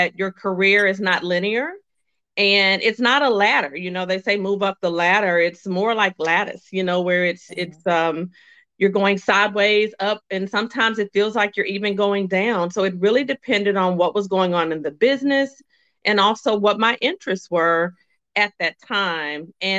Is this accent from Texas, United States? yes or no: no; Little Rock, Arkansas, United States; moved away; also born or lived in North Carolina / South Carolina; I was born and raised in Little Rock, Arkansas